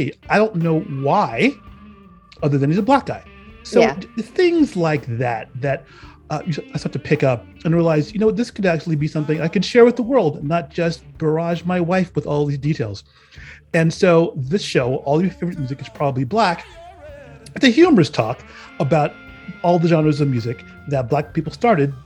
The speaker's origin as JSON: {"language": "English", "town": "San Francisco", "region": "California", "country": "United States", "tie": "born or raised there", "said": "I'm from San Francisco, one of the few who still actually were born there."}